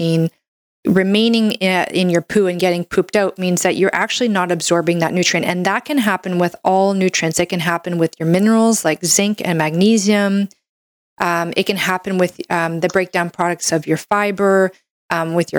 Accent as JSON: {"language": "English", "country": "Canada", "said": "I'm a Canadian medical doctor"}